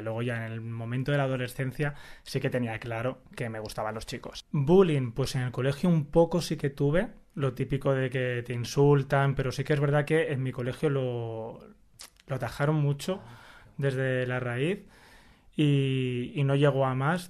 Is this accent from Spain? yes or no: yes; L'Hospitalet de Llobregat, Catalonia, Spain; moved away as an adult; also born or lived in Zaragoza / Madrid / Málaga; soy de Hospitalet de Llobregat